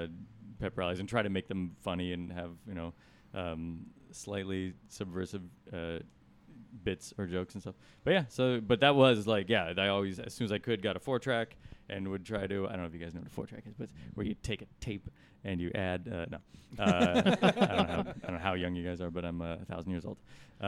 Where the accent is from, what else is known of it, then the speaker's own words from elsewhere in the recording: San Luis Obispo, California, United States; I did not grow up in Los Angeles, but I am from California. What area did you grow up in? I am from San Luis Obispo, which is 200 miles or so north.